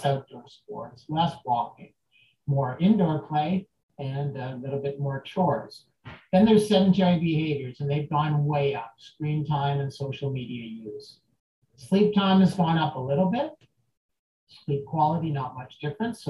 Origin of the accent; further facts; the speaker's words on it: Canada; I'm from Canada, and this is where I do my work